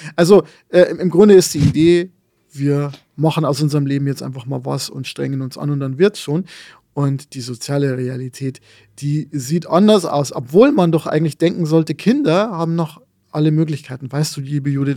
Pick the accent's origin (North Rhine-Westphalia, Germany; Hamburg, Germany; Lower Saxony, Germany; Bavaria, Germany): Bavaria, Germany; Lower; born or raised there